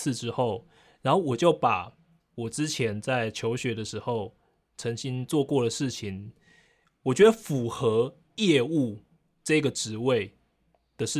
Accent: Taiwan; ，我可能我要因为来做环保志工，我需要几天的住宿时间

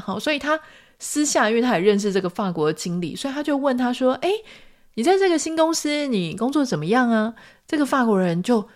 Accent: Taiwan; 就算我们都是台湾人

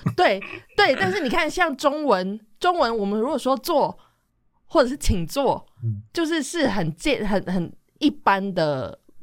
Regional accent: Taiwan; 我们台湾人

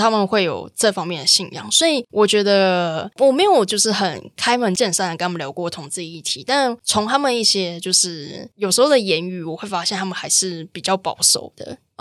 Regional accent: Taichung, Taiwan; 我其实从小到大就是在都市生活长大，然后嗯。我家在台中市区嗯，然后我的部落其实在环山

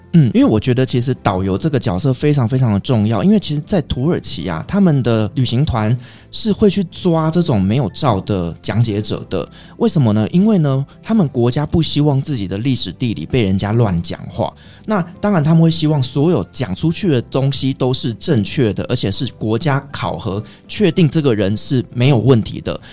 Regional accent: Taiwan; 对我们台湾人来讲

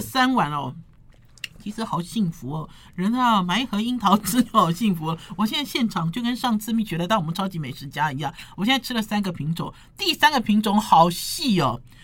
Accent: Taiwan; 我们台湾人

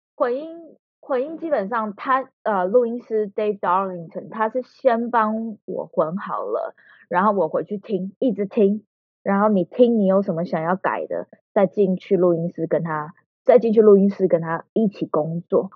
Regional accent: Taiwan; moved away as an adult; 我在台湾长嗯大

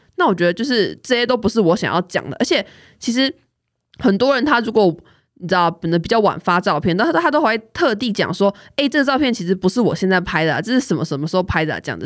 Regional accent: Kaohsiung, Taiwan; 我就是说哦，我是高雄人这样

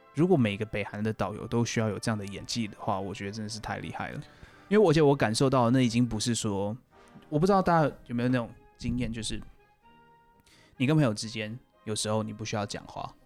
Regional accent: Taiwan; 然后这是我们台湾类似方言啊

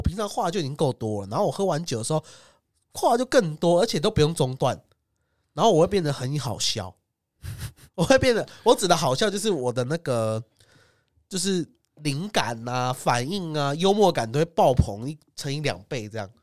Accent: Taiwan; 我们台湾人尺度超大

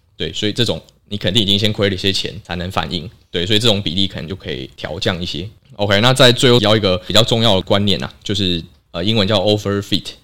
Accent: Taiwan; 我们台湾人

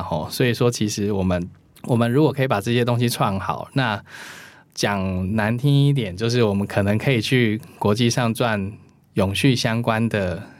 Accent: Taiwan; 我觉得我们台湾人做的没有很差哦

